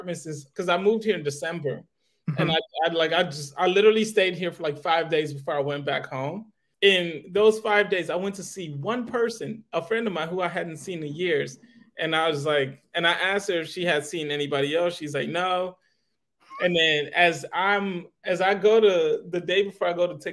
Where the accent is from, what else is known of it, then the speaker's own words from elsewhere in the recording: Detroit, Michigan, United States; moved away as an adult; also born or lived in Nigeria; now in New York, United States; we moved to the United States, moved to Detroit. And I grew up basically in Detroit for most of my life. And now I'm in New York